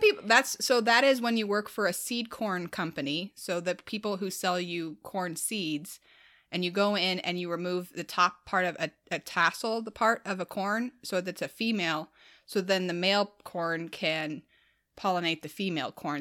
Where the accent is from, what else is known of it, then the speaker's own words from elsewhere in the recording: Midwest, United States; as a Midwesterner